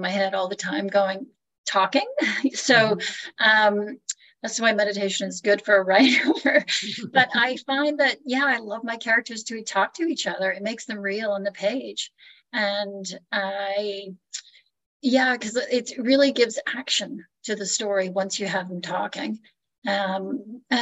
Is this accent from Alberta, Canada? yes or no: no; Niagara Falls, Ontario, Canada; now in Orange, United States; I'm Canadian, and I would say it's interesting growing up in Canada